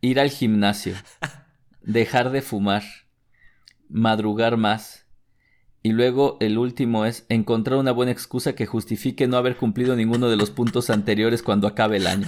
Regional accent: Mexico; mexicano con el síndrome del jamaicón

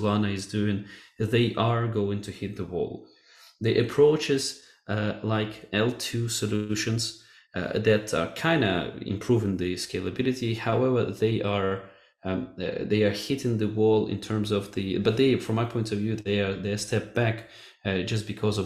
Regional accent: Kharkiv, Kharkiv Oblast, Ukraine; now in Portugal; We're both from Ukrainian city Kharkiv, and we studied at the same school

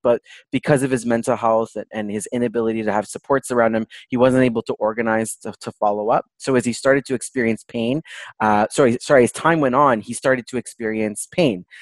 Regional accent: Toronto, Ontario, Canada; I was born and raised in Toronto, Canada

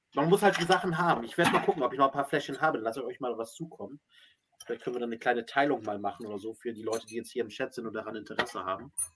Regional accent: Northern Germany, Germany; Wir sind ja als Hamburger, ne? Und dann können wir ein bisschen hier, oder Norddeutsche

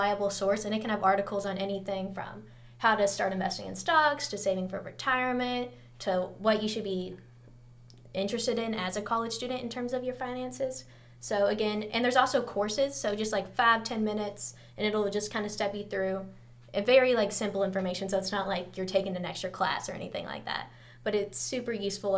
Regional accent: Louisville, Kentucky, United States; I'm a junior here at UK studying math and economics, and I'm from Louisville, Kentucky.

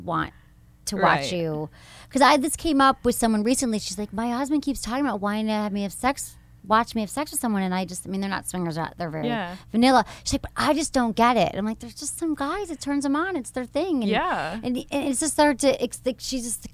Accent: Michigan, United States; moved away; I went from Michigan

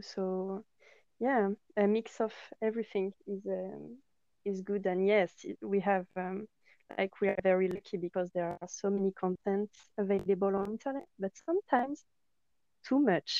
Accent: Carcassonne, Occitania, France; accent: French; English is a second language; moved away as an adult; also born or lived in Dijon, France / Toulouse, France / Argentina / Australia; I lived there like until I was 9, and then we moved to south of France with my family. In a city, in a town maybe called Carcassonne. And then when I was 18, I moved to Toulouse to study there.

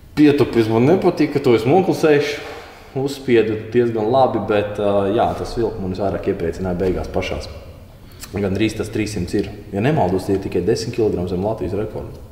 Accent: Ventspils, Kurzeme, Latvia; es no Ventspils pat esot

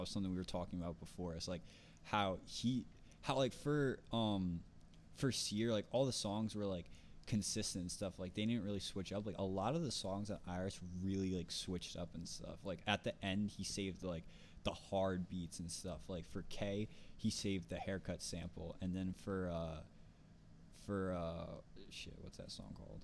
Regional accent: New Jersey, United States; accent: North Jersey; I'm from North Jersey

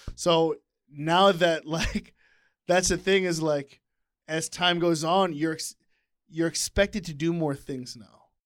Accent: United States; I grew up here

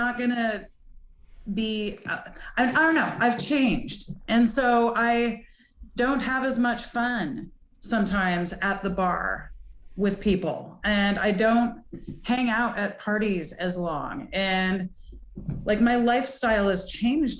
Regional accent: Montana, United States; I grew up in Montana and it's just a partying place

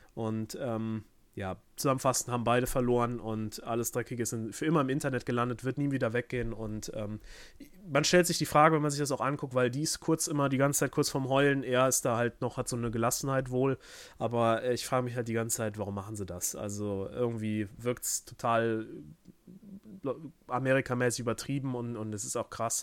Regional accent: Germany; mir als Deutscher

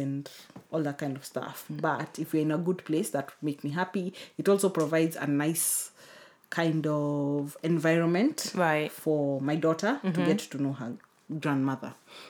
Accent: Kenya; also born or lived in United Kingdom; I think because I'm Kenyan.

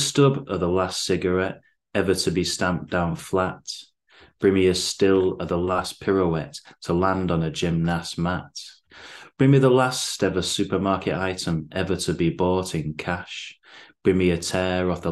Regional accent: Bacup, North West England, United Kingdom; now in Manchester, United Kingdom; I'm originally from Bacup in Lancashire, living in Manchester now.

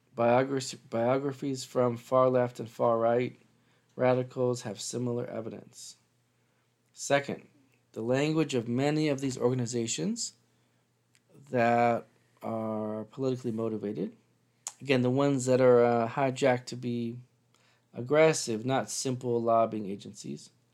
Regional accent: Seattle, Washington, United States; moved away; I'm from Seattle

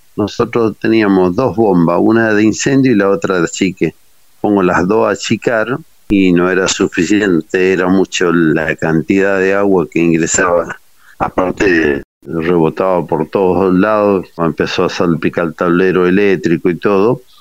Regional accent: Libertador, Corrientes, Argentina; moved away as an adult; Oriundo de Libertador, departamento esquina corriente.

